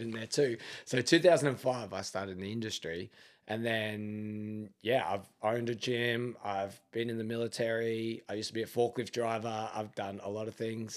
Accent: Melbourne, Victoria, Australia; moved away as an adult; now in Adelaide, Australia; grew up in Melbourne

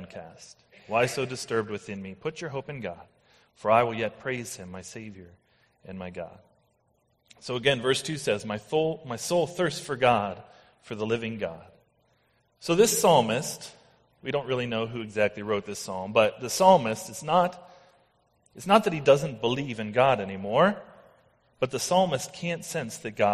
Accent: United States; I am American.

